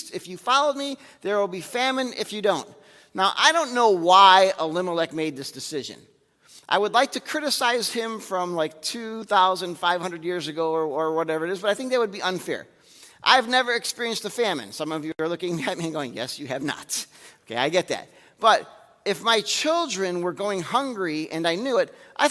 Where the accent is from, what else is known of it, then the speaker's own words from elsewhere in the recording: United States; I was born in America, but you say Polish